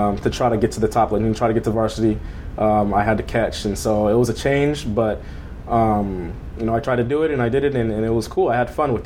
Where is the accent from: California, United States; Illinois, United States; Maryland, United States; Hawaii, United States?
California, United States; Long Beach; now in Corona, United States; I grew up in Long Beach, and now I live in Corona, California